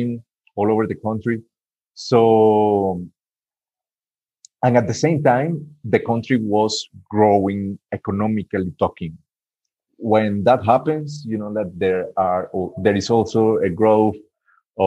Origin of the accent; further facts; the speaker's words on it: Barranquilla, Atlántico, Colombia; Barranquilla, which is my hometown, my city.